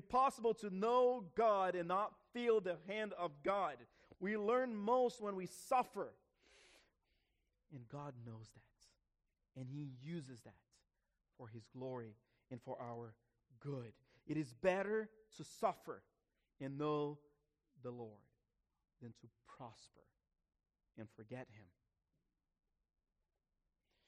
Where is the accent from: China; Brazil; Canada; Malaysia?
Brazil; moved away; I grew up in Brazil in the 80s. 80s and early 90s.